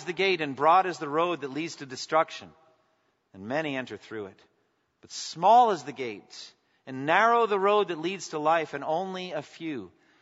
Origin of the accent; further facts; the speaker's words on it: a town on the Boston Marathon route, Massachusetts, United States; The Boston Marathon went right through my hometown.